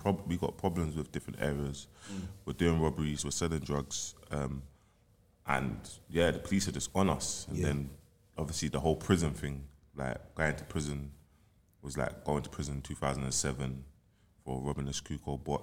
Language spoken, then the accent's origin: English; London, United Kingdom; I'm from Eric 14th, South Norwood